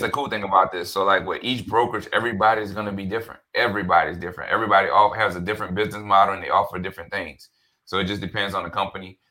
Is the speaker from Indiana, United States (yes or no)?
no; New Orleans, Louisiana, United States; also born or lived in Denton, Texas; born and raised in New Orleans.